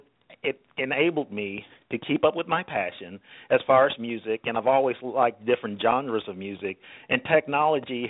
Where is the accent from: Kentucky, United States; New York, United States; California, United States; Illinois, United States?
Kentucky, United States; Louisville; growing up in Louisville, Kentucky